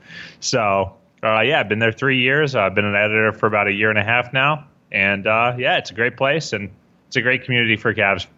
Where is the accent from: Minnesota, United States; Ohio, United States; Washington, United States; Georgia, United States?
Ohio, United States; Columbus; I'm from Columbus originally.